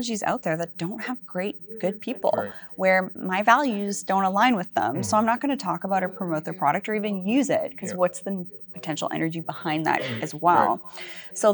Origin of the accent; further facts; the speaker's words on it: Vancouver Island, British Columbia, Canada; I'm from Vancouver Island